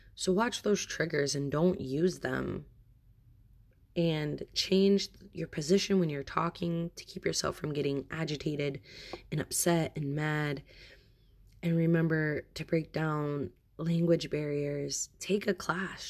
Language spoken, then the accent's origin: English; United States; I am American and my husband is Bosnian.